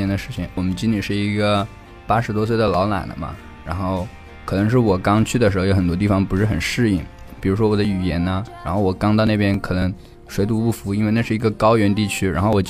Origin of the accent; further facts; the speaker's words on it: China; now in United States; 但是我从中国来的时候也没带什么东西，不知道该准备什么东西给他。